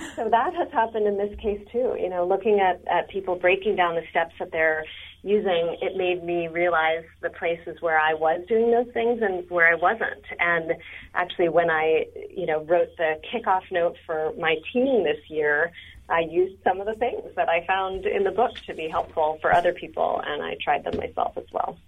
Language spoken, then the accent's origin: English; San Francisco, California, United States; I'm actually from San Francisco